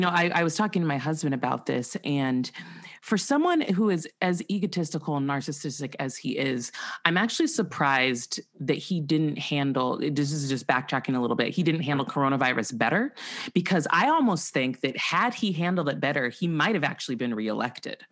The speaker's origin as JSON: {"language": "English", "town": "Santa Barbara", "region": "California", "country": "United States", "tie": "born or raised there", "said": "I grew up in Santa Barbara, California"}